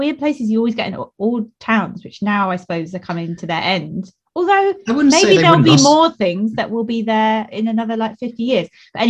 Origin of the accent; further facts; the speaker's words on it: Eastbourne, South East England, United Kingdom; So Old Town is a bit of Eastbourne near where we both come from.